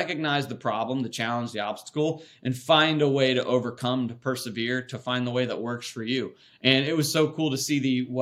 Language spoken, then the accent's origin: English; Raleigh, North Carolina, United States; I born and raised in Raleigh, North Carolina, and whole family's from there.